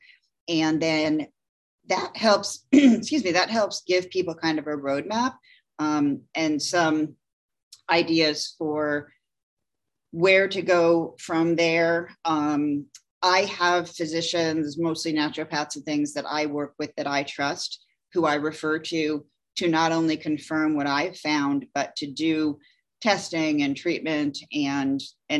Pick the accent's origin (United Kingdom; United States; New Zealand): United States; Clinton, Connecticut; moved away as an adult; also born or lived in Old Saybrook, Connecticut; now in Jacksonville, United States; I grew up in Clinton, Connecticut.